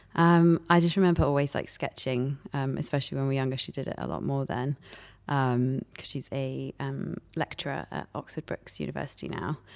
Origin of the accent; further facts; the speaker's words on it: Paris, Île-de-France, France; now in London, United Kingdom; I grew up in Paris